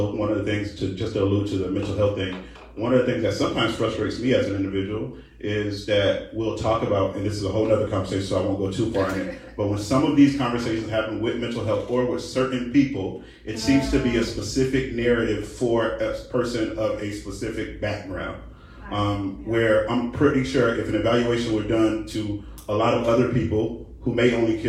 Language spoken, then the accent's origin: English; Winter Haven, Florida, United States; in my hometown of Polk County in Winter Haven